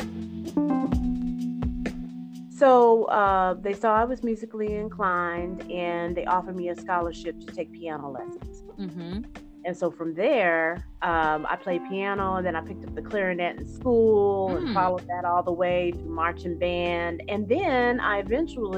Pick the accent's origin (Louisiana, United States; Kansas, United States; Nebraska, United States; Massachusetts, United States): Kansas, United States; Topeka; my hometown of Topeka, Kansas